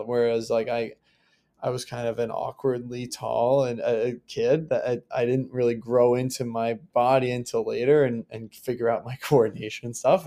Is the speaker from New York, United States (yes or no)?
yes; Long Island, New York, United States; I grew up on Long Island in New York